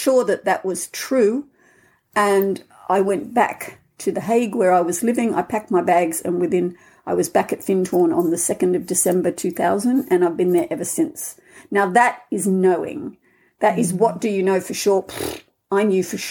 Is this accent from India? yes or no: no; Australia; accent: Australian; moved away as an adult; also born or lived in Scotland; now in Findhorn, United Kingdom; I'm Australian, as you can hear in my accent. I left 40 years ago